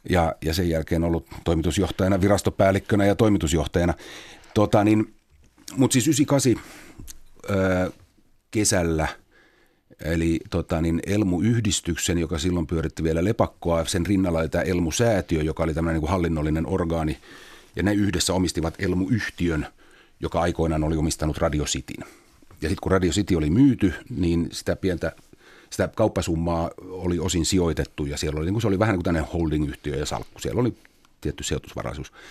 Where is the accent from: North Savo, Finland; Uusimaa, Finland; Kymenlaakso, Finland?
Uusimaa, Finland; Espoo; ennen kuin mä muutin opiskelijakämppään, mä tulin himasta Tapiolasta.